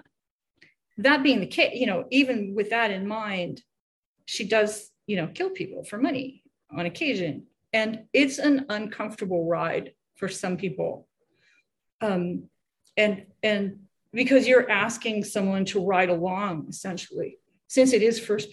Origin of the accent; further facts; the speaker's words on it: Canada; now in United States; I'm Canadian